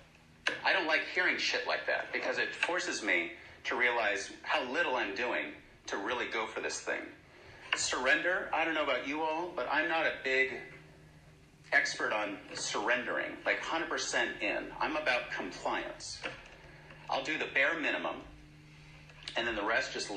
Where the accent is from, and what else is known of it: San Francisco, California, United States; born or raised there; moved away